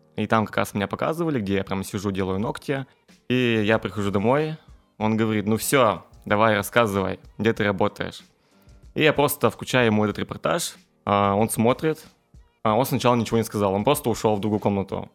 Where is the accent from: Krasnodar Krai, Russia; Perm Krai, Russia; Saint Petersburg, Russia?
Perm Krai, Russia; Zakamsk; я родом из Икамска, и там как раз-таки окружение немножко другое, чем в центре города